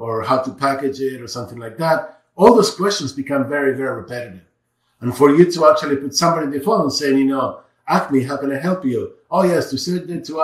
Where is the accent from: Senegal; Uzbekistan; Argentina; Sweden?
Argentina; I'm from Argentina